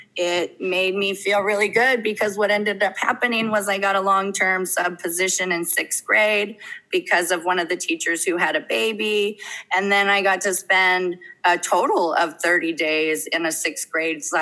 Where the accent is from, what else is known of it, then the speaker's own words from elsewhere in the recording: Carpinteria, California, United States; I'm from Carpinteria, this little hometown